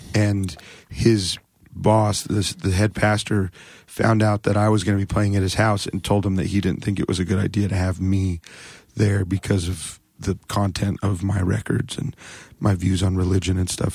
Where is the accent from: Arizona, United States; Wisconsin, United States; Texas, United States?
Arizona, United States; Phoenix; now in Seattle, United States; Phoenix, but I've lived in Seattle for twenty-two years